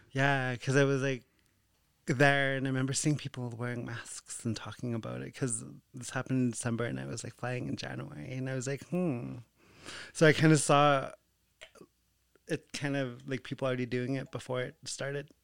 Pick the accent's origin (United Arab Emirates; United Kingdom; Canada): Canada; Behchokǫ̀, Northwest Territories; growing up in Bechuco